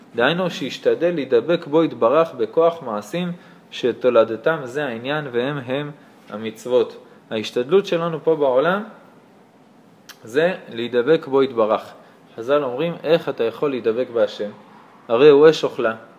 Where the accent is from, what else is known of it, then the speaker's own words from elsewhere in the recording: Karnei Shomron, West Bank, Israel; כשהיינו קטנים בקרני שומרון